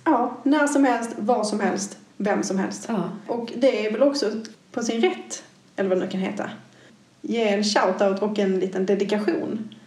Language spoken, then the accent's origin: Swedish; Malmö, Skåne, Sweden; accent: Scanian; Jag är ju som man eventuellt kan skönja på min dialekt född i Skåne, mm. i Malmö